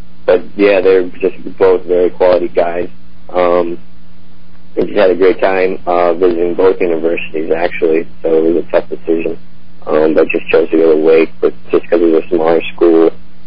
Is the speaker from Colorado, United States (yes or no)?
yes; Colorado Springs, Colorado, United States; moved away; played on my club team growing up in Colorado Springs